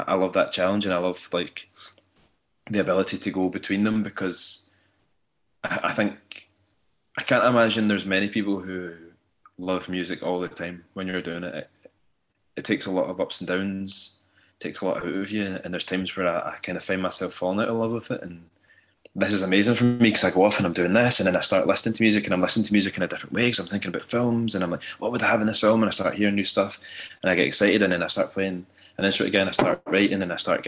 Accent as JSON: {"language": "English", "area": "Ayrshire", "region": "Scotland", "country": "United Kingdom", "tie": "born or raised there", "said": "I grew up in Ayrshire and it's a very working class area"}